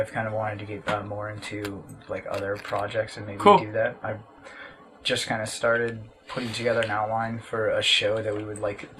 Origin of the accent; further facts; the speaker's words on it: United States; Growing up in America